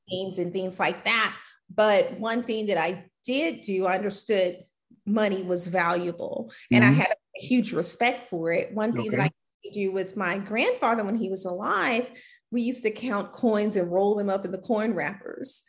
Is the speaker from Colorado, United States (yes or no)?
no; Louisiana, United States; moved away as an adult; now in Houston, United States; I grew up in Louisiana. Mm-hmm and I moved here to Houston